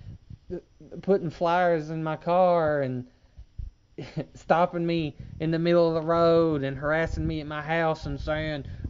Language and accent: English; the South, United States; I'm from the South